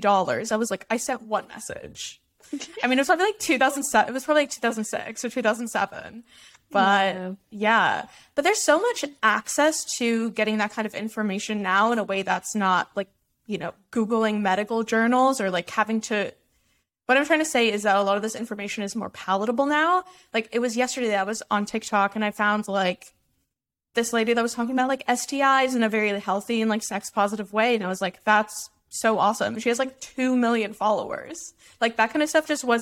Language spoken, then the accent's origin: English; Dallas, Texas, United States; I grew up in Dallas